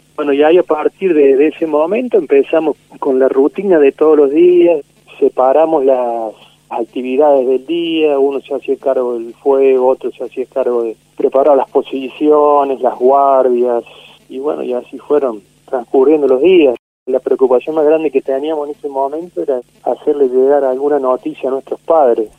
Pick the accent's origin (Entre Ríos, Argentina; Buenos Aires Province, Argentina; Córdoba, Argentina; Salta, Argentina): Córdoba, Argentina; Villa María; yo soy de Villa María, Córdoba